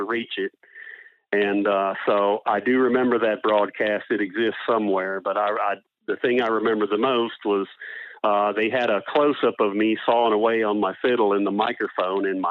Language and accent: English; Northern Virginia, United States; moved away as an adult; also born or lived in Washington, D.C.; now in Everett, Canada; Grew up in Northern Virginia.